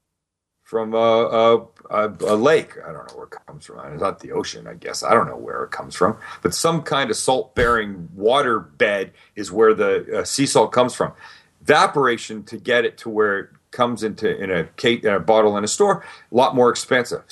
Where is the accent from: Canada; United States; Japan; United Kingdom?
Canada; Vancouver, British Columbia; I grew up in Vancouver, Canada.